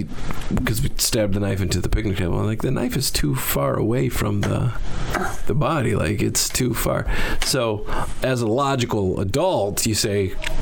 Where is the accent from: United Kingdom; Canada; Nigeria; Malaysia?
United Kingdom; England; I am English, but not that proper English.